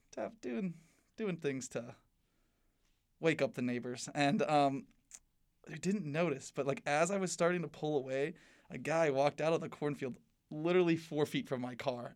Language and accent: English; South Bend, Indiana, United States; now in Bloomington, United States; I live just on the edge of the city